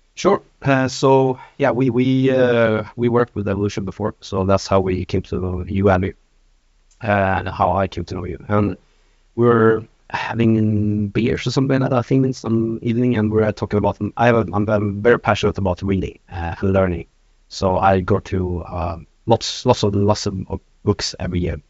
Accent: Norrland, Sweden; now in Stockholm, Sweden; I come from north of Sweden. I've uh, been living in Stockholm for the last 20 years

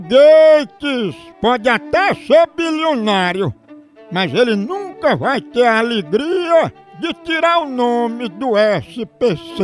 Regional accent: Bahia, Brazil; also born or lived in Paraíba; now in Santa Catarina, Brazil; Eu nasci na Paraíba, me criei na Bahia

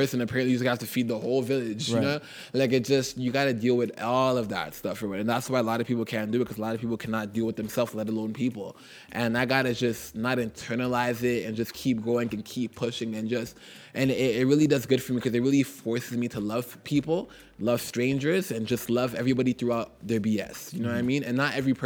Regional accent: Toronto, Ontario, Canada; I'm from Jane and Finch. I was, you know, they call it a poor community

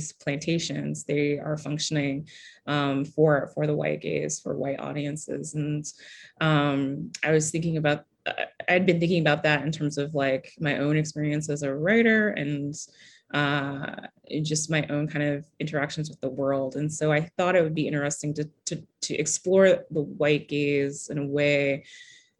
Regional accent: Kentucky, United States; I grew up in Kentucky

